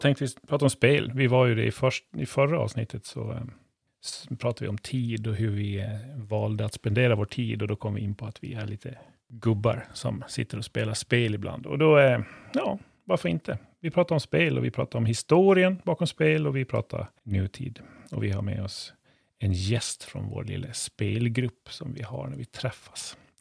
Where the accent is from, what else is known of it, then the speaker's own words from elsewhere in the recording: Gotland, Sweden; vi sitter här som gotlänningar